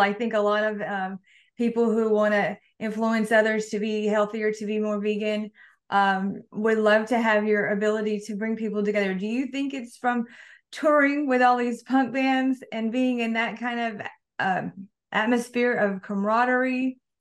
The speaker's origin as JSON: {"language": "English", "region": "Mississippi", "country": "United States", "moved": "yes", "said": "from the South, from Mississippi"}